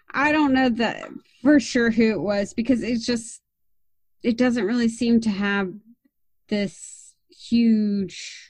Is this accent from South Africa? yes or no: no; Texas, United States; being a Texan, my dad took me out shooting